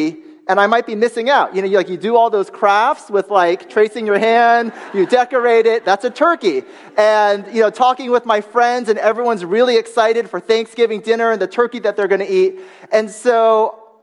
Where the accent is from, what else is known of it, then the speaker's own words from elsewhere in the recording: United States; moved away; my hometown newspaper online, the Washington Post